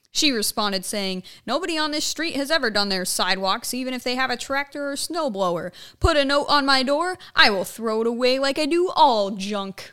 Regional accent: Ohio, United States; moved away; up in my hometown

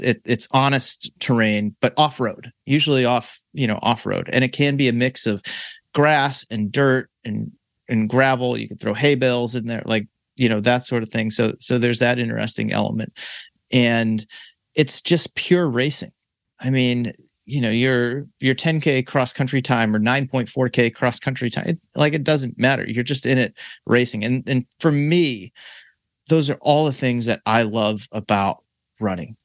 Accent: Boston, Massachusetts, United States; my hometown, fine city of Boston, Massachusetts

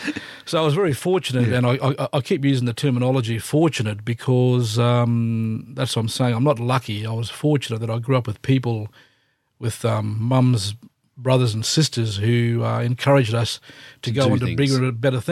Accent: Cairns, Queensland, Australia; also born or lived in Kuranda; born and raised in Cairns.

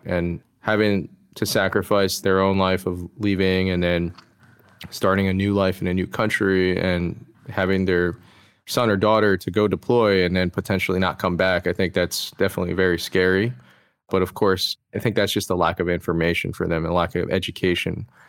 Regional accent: DC metro area, Maryland, United States; I was born and raised in the D C metro area, just in, uh, Maryland.

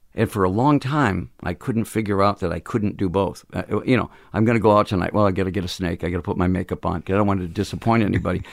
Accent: Phoenix, Arizona, United States; We're from Phoenix

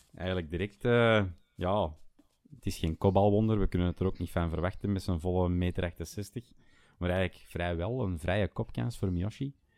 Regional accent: Schoten, Flanders, Belgium; now in Bergen, Belgium; Ik ben oorspronkelijk van, van Schoten, ehm, maar ik eh, ben eh, nu woonachtig te Bergen

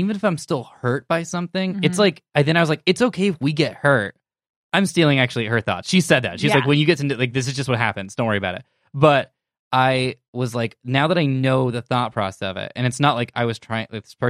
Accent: United Kingdom; We're British.

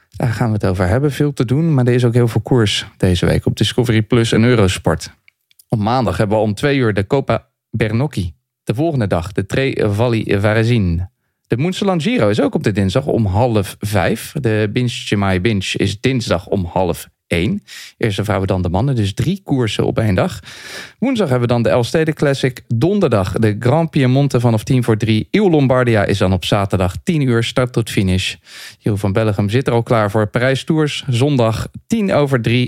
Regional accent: Leiden, South Holland, Netherlands; ik ben in Leiden geboren en toen kregen we op 3 oktober altijd hutspot

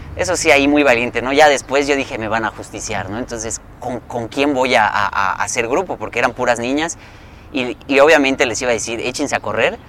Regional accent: Yucatán, Mexico; somos de Yucatán

